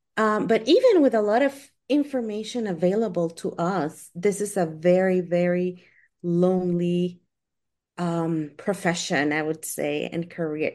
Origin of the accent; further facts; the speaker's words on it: Guatemala; I am from Guatemala